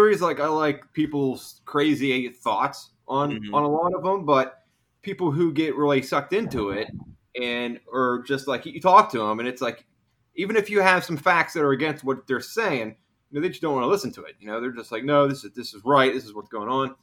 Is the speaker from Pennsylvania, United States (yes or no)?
yes; Pennsylvania, United States; I grew up in Pennsylvania